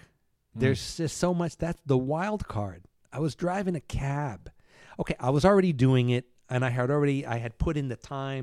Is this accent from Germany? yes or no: no; Cuba; born there; Now, you know, I was born in Cuba.